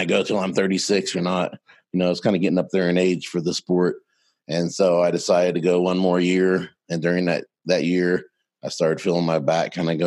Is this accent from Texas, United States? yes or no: no; Mustang, Oklahoma, United States; I'm from Mustang, Oklahoma, just outside of Oklahoma City. Grew up on a farm when I was 6 years old